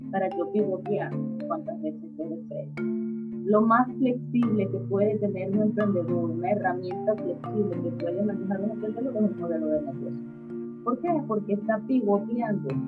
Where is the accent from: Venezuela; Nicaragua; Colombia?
Venezuela; moved away; Qué tan flexible soy cuando me quedo en Venezuela. Qué tan flexible soy cuando salgo de Venezuela.